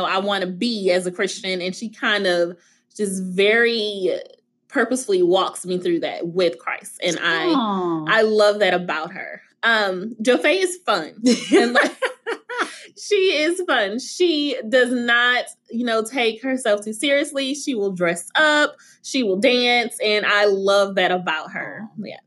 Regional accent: the South, United States; I'm from the South

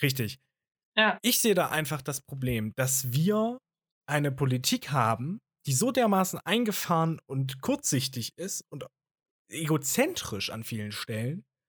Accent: Germany; bei uns in Deutschland

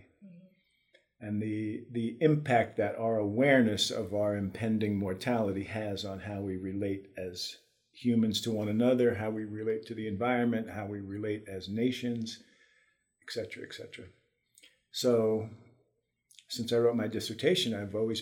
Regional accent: New York City, New York, United States; moved away as an adult; I grew up in the Bronx in New York City in 1950s and 60s and the early 70s before I left for good

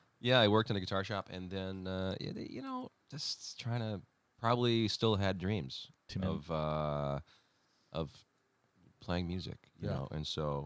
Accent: Timmins, Ontario, Canada; also born or lived in Toronto; I was born in Toronto, grew up in Timmins, Ontario.

